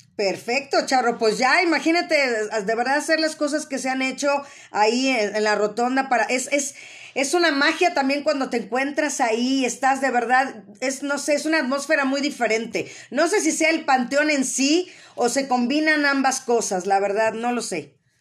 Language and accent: Spanish; Mexico